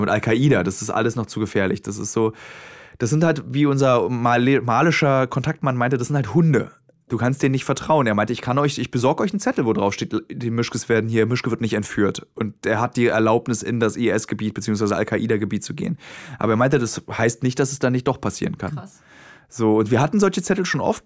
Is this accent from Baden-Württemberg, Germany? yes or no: no; Berlin, Germany; Als gebürtiger Berliner